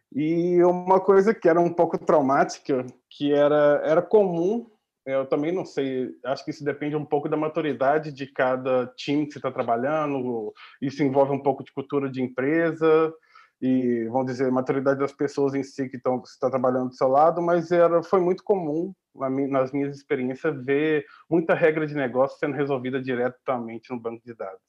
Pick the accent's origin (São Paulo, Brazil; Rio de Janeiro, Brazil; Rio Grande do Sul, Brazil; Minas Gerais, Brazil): Minas Gerais, Brazil; moved away as an adult; also born or lived in Belo Horizonte; now in Portugal; como um bom mineiro